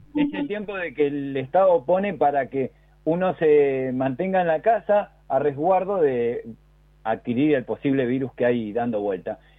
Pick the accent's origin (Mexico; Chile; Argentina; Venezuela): Argentina; aparte de ser argentinos